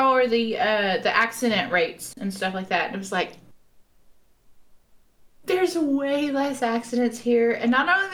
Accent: United States; now in United Kingdom; as an American

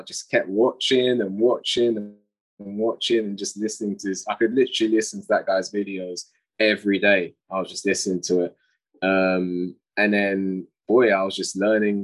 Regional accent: England, United Kingdom; I'm from England

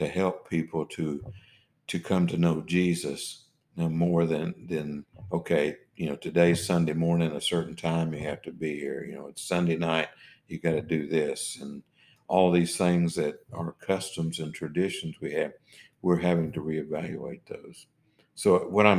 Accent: Oklahoma, United States; moved away as an adult; also born or lived in New England / Newport, Rhode Island; what I grew up with in Oklahoma

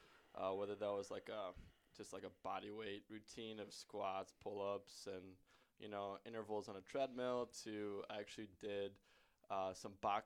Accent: Shoreview, Minnesota, United States; also born or lived in Netherlands; I'm from Shoreview, so really close by.

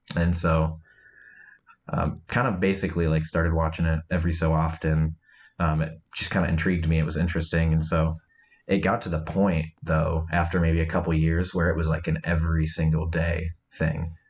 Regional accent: Iowa, United States; now in Michigan, United States; I'm originally from Iowa

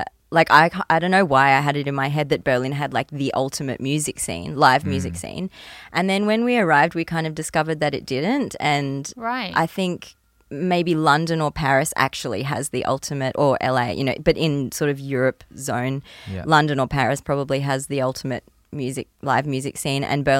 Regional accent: Port Douglas, Queensland, Australia; also born or lived in Gold Coast; I was growing up in Port Douglas. I don't think they even had a string program in Port Douglas. We were just like running around eating mangoes off the ground. but then my family moved to the Gold Coast, the echelon of creativity of Australia.

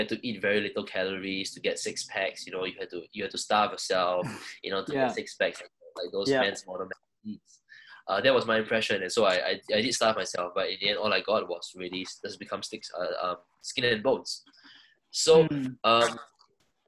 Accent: Singapore; I'm Singaporean. I've been in Singapore my whole life

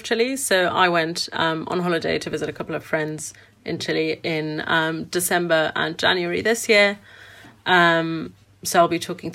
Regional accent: Frankfurt, Hesse, Germany; my hometown in Frankfurt, Germany

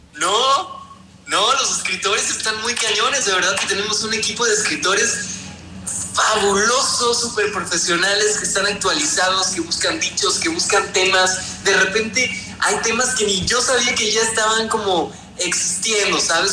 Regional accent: Veracruz, Mexico; now in Mexico City, Mexico; Nosotros somos de Veracruz

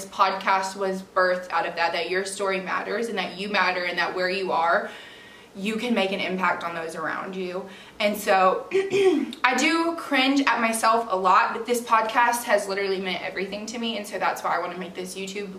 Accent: Georgia, United States; also born or lived in Florida; I moved to Georgia on my literal 9th birthday

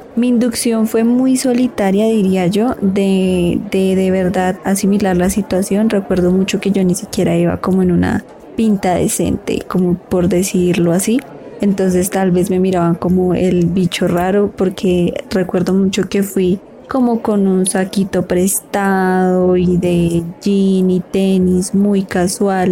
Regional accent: Girardot, Cundinamarca, Colombia; also born or lived in Ibagué; soy de Girardot

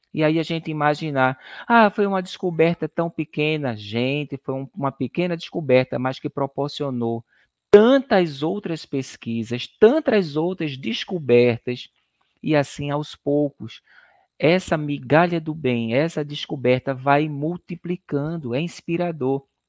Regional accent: Recife, Pernambuco, Brazil; Eu e Sinara, nós somos de Recife, Pernambuco

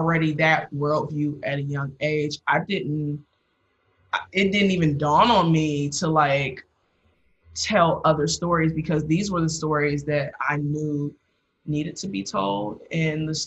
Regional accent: Dayton, Ohio, United States; moved away as an adult; I'm from Ohio originally. So my view of what Blackness was very limited because of, you know, Dayton, Ohio

